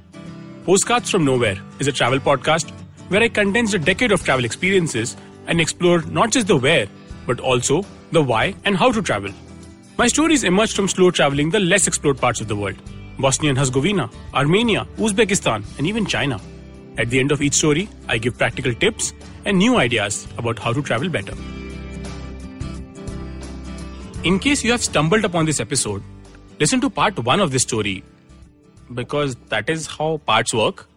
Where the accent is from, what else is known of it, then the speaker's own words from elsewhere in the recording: India; as an Indian